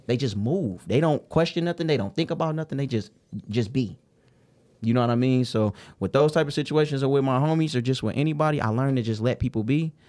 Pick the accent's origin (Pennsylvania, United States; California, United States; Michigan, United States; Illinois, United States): Michigan, United States; Detroit; I grew up in the Brewster Projects and the Herma Gardens. I'm from the West Side